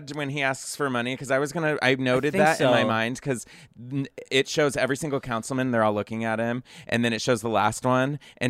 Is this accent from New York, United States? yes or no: no; Texas, United States; I'm from Texas